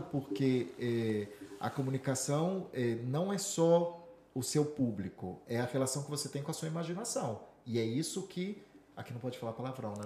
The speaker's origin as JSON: {"language": "Portuguese", "town": "Vitória", "region": "Espírito Santo", "country": "Brazil", "tie": "born or raised there", "also_born_or_lived": "São Paulo / Minas Gerais", "moved": "as an adult", "lives_now": "Madrid, Spain", "said": "eu passei minha infância dos 5 aos 18 no Espírito Santo, em Vitória"}